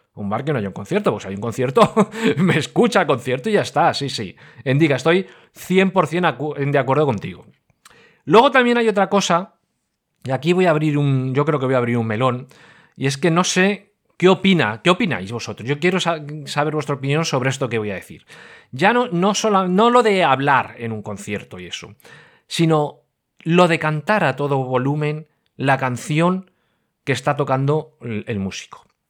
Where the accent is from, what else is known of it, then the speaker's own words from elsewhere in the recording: Madrid, Community of Madrid, Spain; moved away; no vivo ahora en Madrid, pero yo soy madrileño, o oh, madrileño, pero madrileño, madrileño